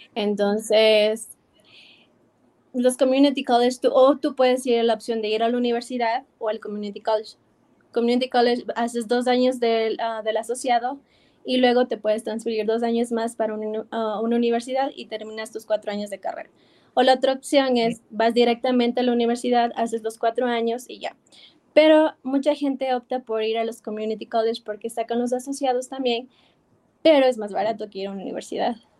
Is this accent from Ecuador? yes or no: yes; Ecuador; moved away as an adult; now in New York, United States; me regresé a Ecuador